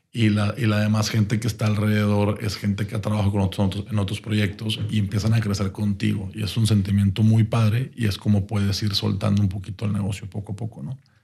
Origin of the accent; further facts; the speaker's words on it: Monterrey, Nuevo León, Mexico; como buenos regios